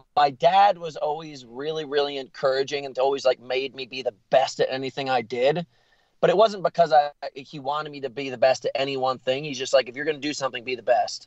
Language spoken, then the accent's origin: English; United States; moved away as an adult; also born or lived in New York City, New York / Connecticut / Montana / Taos, New Mexico; I'm from New York City and Connecticut. I was split between New York and Connecticut for the majority of my life until I was 18